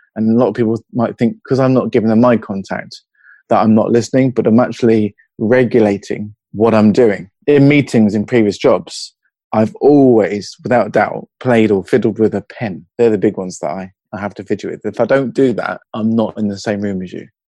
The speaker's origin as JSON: {"language": "English", "area": "Hertfordshire", "region": "East of England", "country": "United Kingdom", "accent": "British", "moved": "yes", "lives_now": "Newcastle, United Kingdom", "said": "I'm in Newcastle, but my uh, my accent's from Hertfordshire originally"}